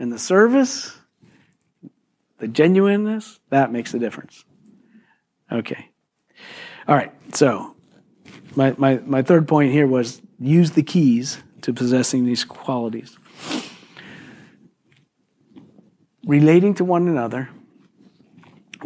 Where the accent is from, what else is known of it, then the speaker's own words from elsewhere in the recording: Philadelphia, Pennsylvania, United States; moved away; I was born and raised in Philly